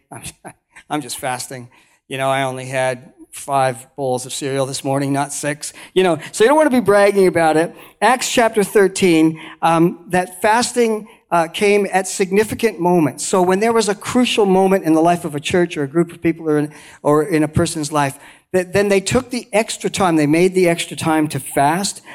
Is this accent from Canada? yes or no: yes; Canada; moved away as an adult; also born or lived in Banff, Alberta; now in New Zealand; I was born in Canada, uh, the, right in the middle of Canada, around the lakes